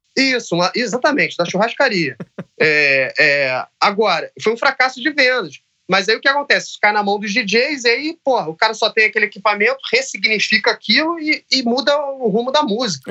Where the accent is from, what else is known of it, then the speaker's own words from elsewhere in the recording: Rio de Janeiro, Brazil; Eu nasci no Rio de Janeiro, no, na Zona Norte, então assim, na, é, vivi os anos 90 na, na, Zona Norte do Rio de Janeiro